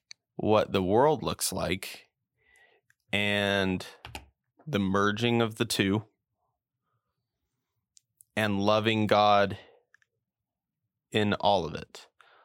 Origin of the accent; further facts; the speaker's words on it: New Mexico, United States; also born or lived in Indiana; I'm from New Mexico.